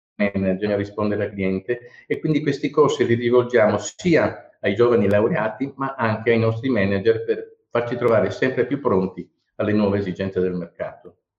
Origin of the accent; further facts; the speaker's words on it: Bari, Apulia, Italy; moved away as an adult; essendo io nato a Bari, quindi eh, laureato a Bari e poi emigrato